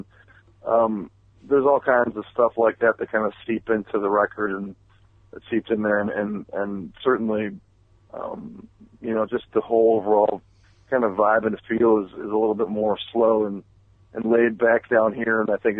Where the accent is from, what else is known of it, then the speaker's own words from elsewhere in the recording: Bloomington, United States; moved away; my hometown Bloomington